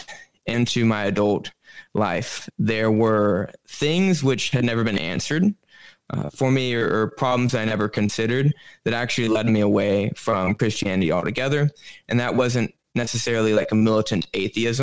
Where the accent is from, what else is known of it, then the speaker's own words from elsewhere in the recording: Alabama, United States; moved away as an adult; also born or lived in Bronx, New York City; now in New York City, United States; I grew up in Alabama, so the middle of the Bible Belt